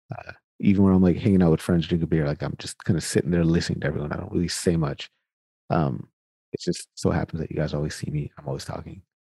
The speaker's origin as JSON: {"language": "English", "town": "Sacramento", "region": "California", "country": "United States", "tie": "born or raised there", "moved": "yes", "lives_now": "Winnipeg, Canada", "said": "I'm born and raised in Sacramento. Sacramento, California is where I am from."}